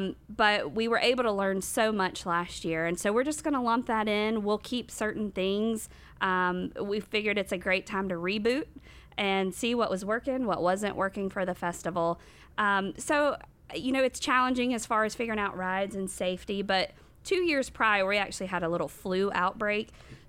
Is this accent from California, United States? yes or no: no; Rock Hill, South Carolina, United States; I was born and raised here in Rock Hill.